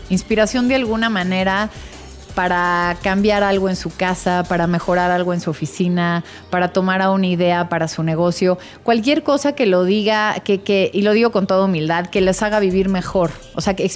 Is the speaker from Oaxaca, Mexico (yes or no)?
yes; Oaxaca, Mexico; desde donde nací, la casa de mis abuelos donde crecí en Oaxaca, la casa de mi abuela Virginia del siglo XVIII en San Ángel, un poco de dónde vengo